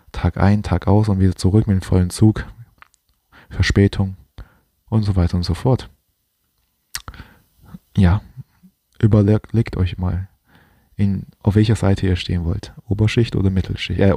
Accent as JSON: {"language": "German", "country": "China", "said": "Ich bin zwar auch kein Deutscher, ich bin Chinese"}